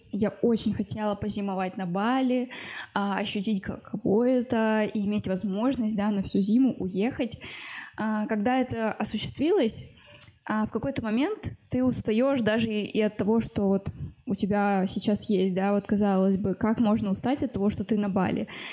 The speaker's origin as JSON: {"language": "Russian", "region": "Moscow", "country": "Russia", "said": "мне 23 года, я из Москвы"}